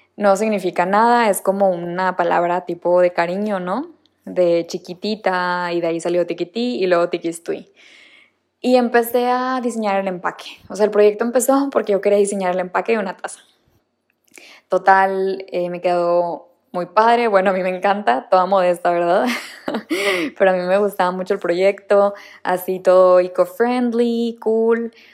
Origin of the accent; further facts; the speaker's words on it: Monterrey, Nuevo León, Mexico; moved away as an adult; also born or lived in Barcelona; nací en Monterrey, Nuevo León